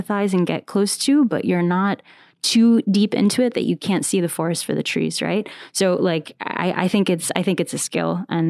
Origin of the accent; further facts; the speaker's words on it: Bahrain; also born or lived in United States / Saudi Arabia; We moved around a lot growing up. So I was born in the States, and then we moved to... I did middle school in Jeddah. I did high school in Bahrain.